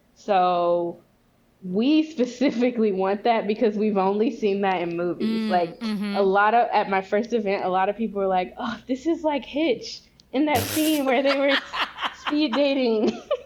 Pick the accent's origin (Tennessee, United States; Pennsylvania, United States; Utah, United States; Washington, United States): Tennessee, United States; Memphis; moved away; also born or lived in Arkansas; I'm from the South. Like I grew up in Memphis, Tennessee, and Arkansas